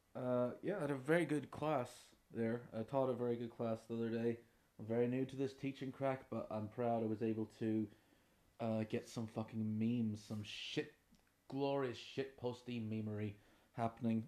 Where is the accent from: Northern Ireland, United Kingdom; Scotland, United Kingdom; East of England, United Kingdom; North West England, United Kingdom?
Northern Ireland, United Kingdom; Derry; I'm from Derry in the north of Ireland